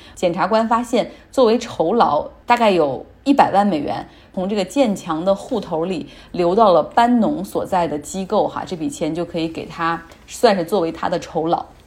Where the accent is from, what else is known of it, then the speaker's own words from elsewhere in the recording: Northeast China, China; 后来像我们东北那边又出现了下岗潮